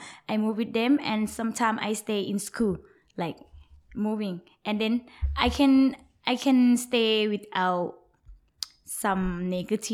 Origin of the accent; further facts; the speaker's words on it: Bangkok, Thailand; English is a second language; moved away as an adult; also born or lived in Phetchabun, Thailand; now in Phuket, Thailand; I'm from Bangkok, but my family is from North Phetchabun. But I'm grew up in Bangkok, study in Bangkok, so I know Bangkok the most. But I born in Phetchabun